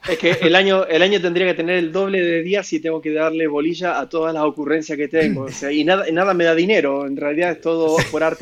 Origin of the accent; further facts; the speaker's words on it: Mercedes, Buenos Aires Province, Argentina; also born or lived in Mar del Plata; esa ciudad se llama Mercedes, de donde yo digo que soy de ahí, aunque nací en Mar del mm. Plata, digo que soy de Mercedes, porque fue donde más años he pasado de mi vida, donde más veces he vuelto.